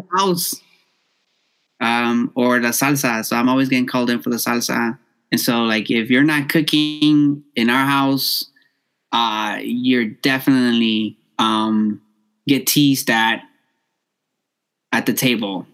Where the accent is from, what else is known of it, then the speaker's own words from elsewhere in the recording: Los Angeles, California, United States; I born and raised in South Central